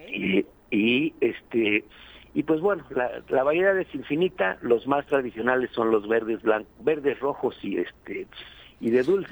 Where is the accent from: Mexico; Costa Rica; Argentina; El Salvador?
Mexico; los mexicanos adoptamos todas las costumbres del mundo